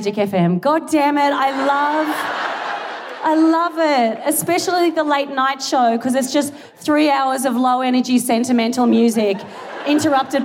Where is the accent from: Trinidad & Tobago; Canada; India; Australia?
Australia; moved away as an adult; now in United Kingdom; I am Australian